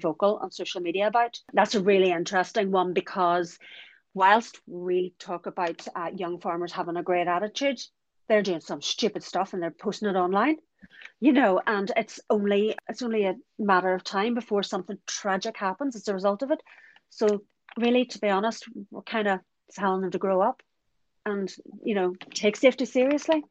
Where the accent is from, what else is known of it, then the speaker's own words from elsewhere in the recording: County Donegal, Ireland; I'm from Donegal and I live about 7 miles from the scene of an accident